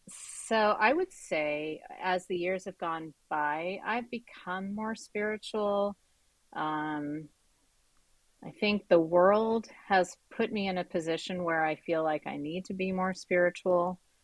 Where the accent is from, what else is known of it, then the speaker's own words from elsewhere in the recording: Central Valley, California, United States; growing up in Central Valley, I was one of the only Jewish people